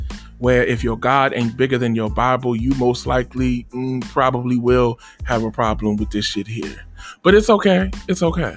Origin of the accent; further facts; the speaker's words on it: Trenton, New Jersey, United States; hailing out of Trent, New Jersey, my hometown